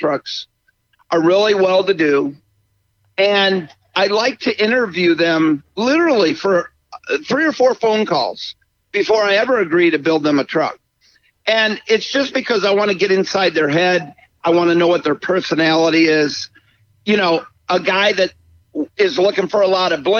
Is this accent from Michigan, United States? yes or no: yes; Michigan, United States; I grew up in Michigan